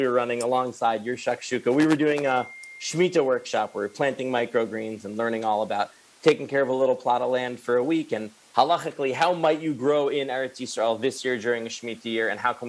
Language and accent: English; Newton, Massachusetts, United States; I grew up outside of Boston in Newton, Massachusetts.